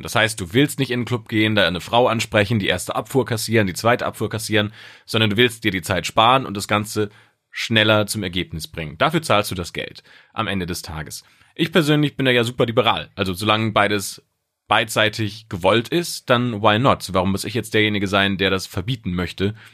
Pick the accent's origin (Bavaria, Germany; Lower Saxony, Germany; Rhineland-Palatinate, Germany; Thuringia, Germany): Rhineland-Palatinate, Germany; Speyer; In meiner Heimatstadt in Speyer